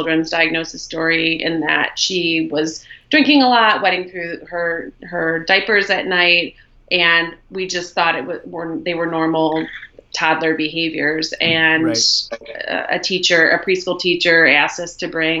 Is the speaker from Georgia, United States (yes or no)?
no; Ohio, United States; moved away as an adult; also born or lived in Buenos Aires, Argentina / Mexico City, Mexico; So we are from Ohio, which is where we live, but we were living abroad for about 5 years for Greg's job